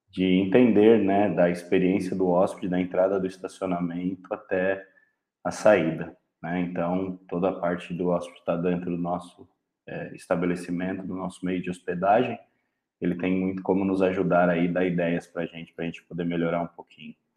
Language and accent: Portuguese; São Paulo, Brazil; moved away as an adult; now in São José do Rio Preto, Brazil; Sou paulistano